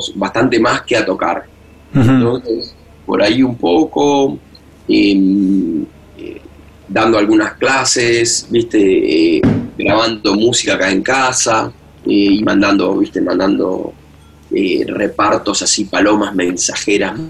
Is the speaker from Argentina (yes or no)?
yes; Argentina; moved away as an adult; also born or lived in Boston; estaba en Argentina